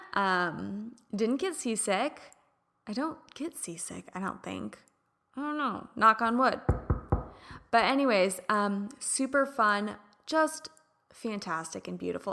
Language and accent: English; Midwest, United States; now in California, United States; I grew up in the Midwest